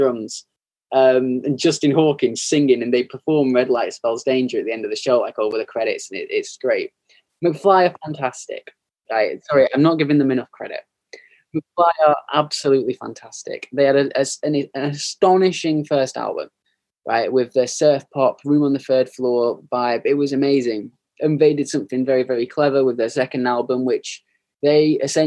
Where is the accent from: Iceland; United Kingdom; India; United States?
United Kingdom; we're British